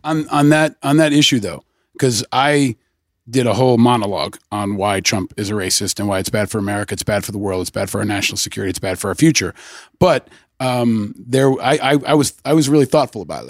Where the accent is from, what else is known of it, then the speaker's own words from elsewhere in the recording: Peekskill, New York, United States; I grew up in, just outside of Peekskill, upstate New York.